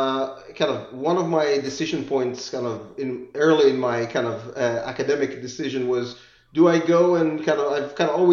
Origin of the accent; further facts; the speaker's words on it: Israel; moved away as an adult; also born or lived in England; now in United States; So I grew up in Israel, spent some of my years in England, and then moved to the U.S. for grad school.